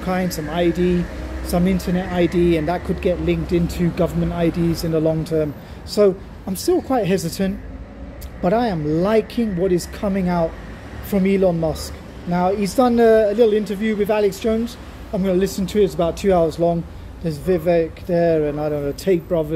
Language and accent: English; Germany; my home country, Germany